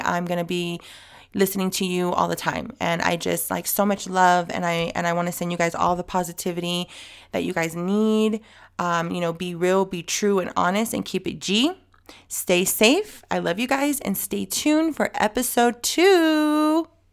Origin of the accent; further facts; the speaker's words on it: El Centro, California, United States; now in San Diego, United States; I was born in El Centro